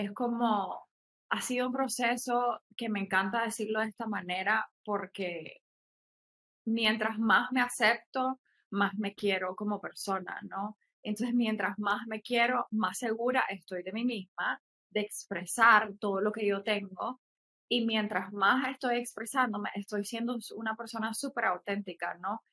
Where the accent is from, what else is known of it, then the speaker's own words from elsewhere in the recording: Nicaragua; also born or lived in Mexico; soy de Nicaragua, eh, vivo aquí, o sea, aquí nací, estudié una parte de mi vida en México